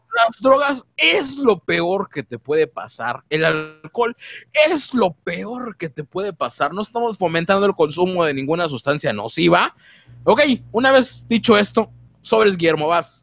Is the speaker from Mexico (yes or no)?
yes; Mexico; como buen mexicano